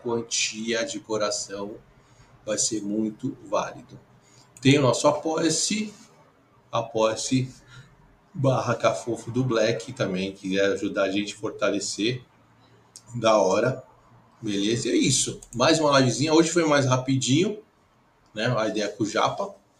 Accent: São Paulo, Brazil; Eu sou da aqui da Moca, velho. Sou moquense.

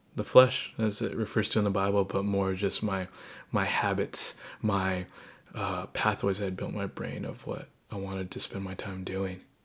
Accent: Southern California, United States; moved away as an adult; also born or lived in eastern Washington State; I grew up in Southern California and I got to go to college uh, on the eastern side of Washington State.

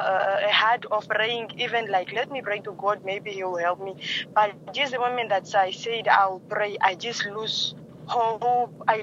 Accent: Namibia; also born or lived in Oshakati, Namibia / Angola (ancestry); My parents are originated from Angola, but we are born in Namibia

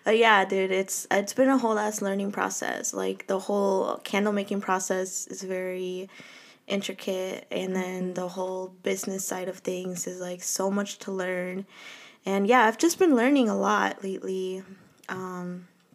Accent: Minnesota, United States; I was born and raised here in Minnesota

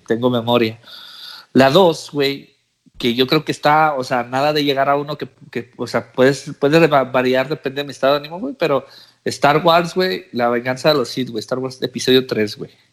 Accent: Mexico; first language English; moved away as an adult; now in United States; Yo nací en Estados Unidos y me fui para México. Me llevó mi mamá para México. Pues por ciertas situaciones, güey. Me fui de cinco años.

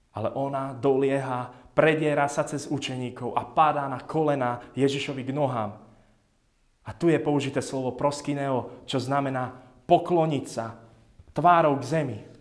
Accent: Jasenová, Žilina Region, Slovakia; moved away; nás v Jasenovej, odkiaľ pochádzam, volajú mačkári, lebo v dedine máme kopu mačiek.

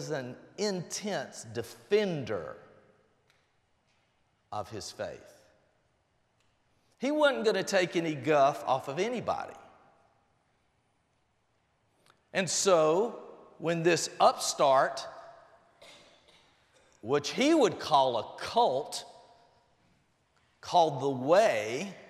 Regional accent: Albany, Georgia, United States; also born or lived in Blakely, Georgia; I was born in Blakely, Georgia. Grew up in Albany

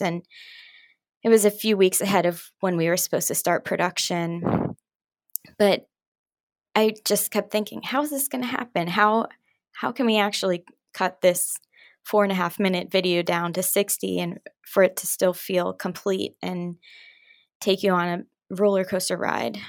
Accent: Pittsburgh, Pennsylvania, United States; moved away as an adult; now in New York City, United States; I'm originally from Pittsburgh

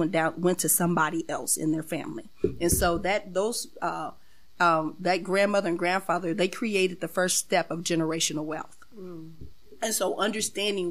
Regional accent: Springfield, Illinois, United States; born and raised in Springfield

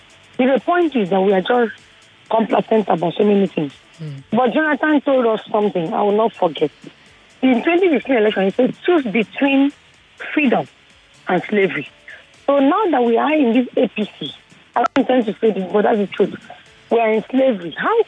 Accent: South South, Nigeria; I'm from the South Sub.

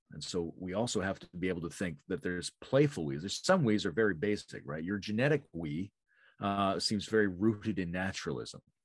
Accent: Canada; I'm fairly Canadian.

